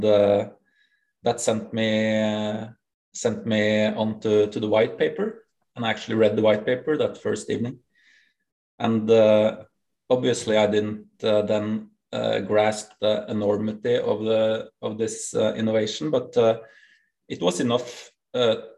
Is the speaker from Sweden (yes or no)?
no; Norway; accent: Norwegian; English is a second language; I'm from Norway. That's correct. We have the most broken English accent in the world